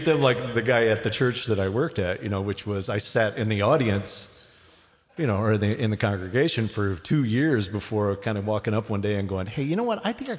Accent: Scottsdale, Arizona, United States; my hometown in Scottsdale.

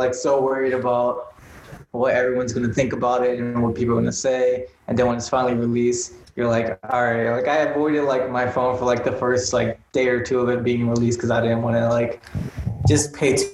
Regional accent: East Coast, United States; now in Los Angeles, United States; like I'm from the East Coast, cars aren't like essential

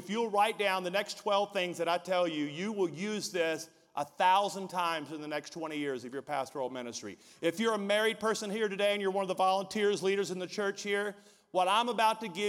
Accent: Deep South, United States; we're from the Deep South where, you know, we went to high school, went to college, got married.

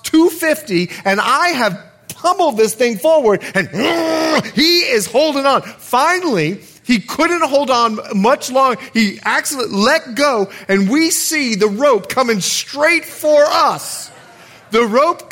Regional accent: Bahamas; moved away; I'm from the Bahamas

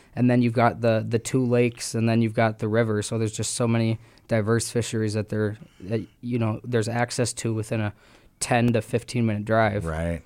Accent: Minneapolis, Minnesota, United States; also born or lived in Texas; now in Winona, United States; then I moved up here when I was younger, and I'm from the Twin Cities

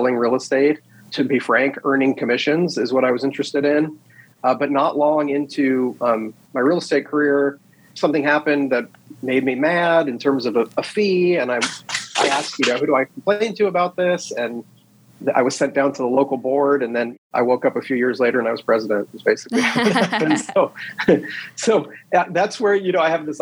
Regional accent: Southern California, United States; moved away as an adult; now in Bullhead City, United States; I grew up in Southern California and actually moved out here to get into real estate

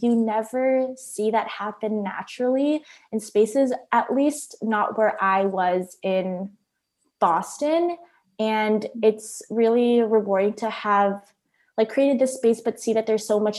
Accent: Philippines; I also spent time growing up in the Philippines. I went to elementary school partially there

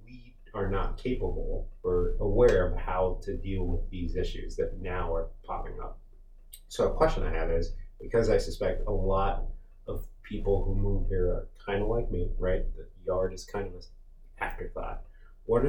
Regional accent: Las Vegas, Nevada, United States; moved away as an adult; now in Montgomery County, United States; I'm from Las Vegas, Nevada

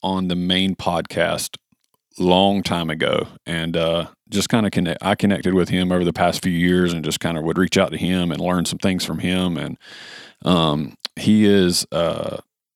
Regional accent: United States; a white boy from America

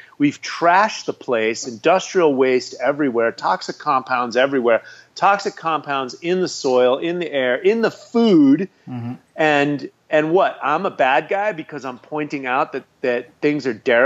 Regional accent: United States; I'm an American.

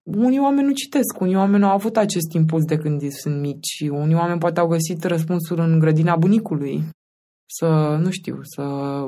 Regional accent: Romania; moved away; also born or lived in Craiova, Romania; Noi suntem din Constanța și Craiova

